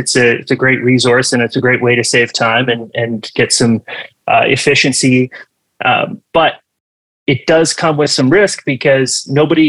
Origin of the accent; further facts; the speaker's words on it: Canada; my home country, Canada